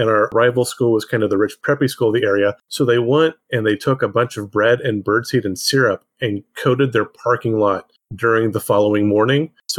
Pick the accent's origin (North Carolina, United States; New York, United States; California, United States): California, United States; Central; I grew up in Central California.